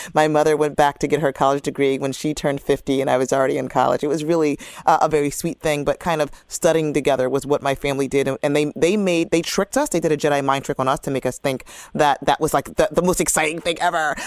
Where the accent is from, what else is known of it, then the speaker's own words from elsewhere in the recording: Camden, New Jersey, United States; growing up in Camden City, um, New Jersey